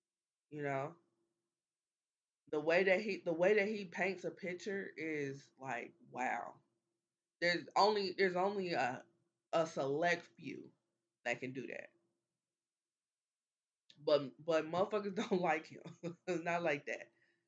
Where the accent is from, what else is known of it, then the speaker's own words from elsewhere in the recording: Midwest, United States; But I'm a Midwesterner as well.